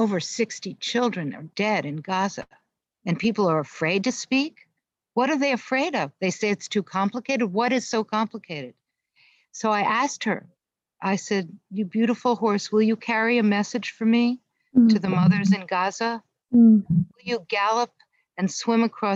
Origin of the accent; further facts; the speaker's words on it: United States; I've been active as an American Jew and as a poet